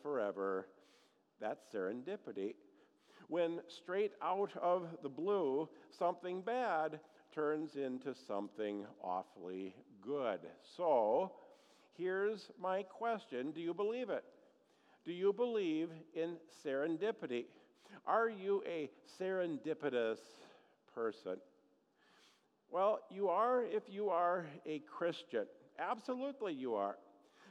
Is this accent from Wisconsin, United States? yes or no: yes; Eagle River, Wisconsin, United States; growing up in Eagle River, Wisconsin